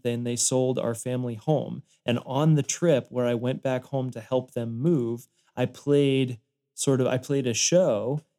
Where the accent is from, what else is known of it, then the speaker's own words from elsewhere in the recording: Denver, Colorado, United States; now in Nashville, United States; I came from Denver and I would go back to Denver probably 3, 4, 5 times a year to play shows and kind of reconnect with my fan base and friends there.